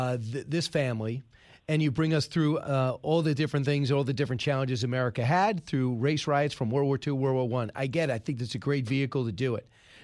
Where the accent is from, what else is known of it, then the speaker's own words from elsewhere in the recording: Northeast, United States; I was born in the Northeast